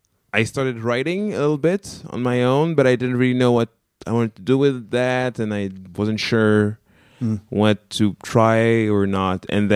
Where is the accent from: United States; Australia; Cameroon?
Cameroon; first language French; English is a second language; moved away as an adult; now in France; I'm from Cameroon.